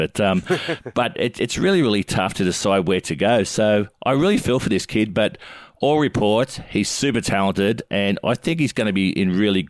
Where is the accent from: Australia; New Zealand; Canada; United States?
Australia; Mount Warrigal, New South Wales; when I was growing up in Mount Warrigal, just near Oak Flats down the south coast